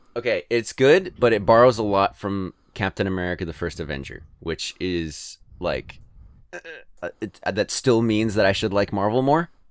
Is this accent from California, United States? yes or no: yes; California, United States; also born or lived in Alabama; now in Ohio, United States; I'm from California